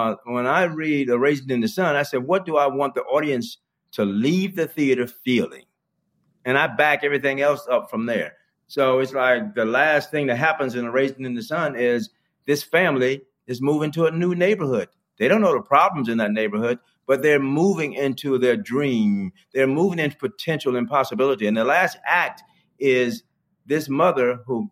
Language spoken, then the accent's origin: English; St. Petersburg, Florida, United States; I grew up in Florida. I grew up in St. Petersburg, Florida.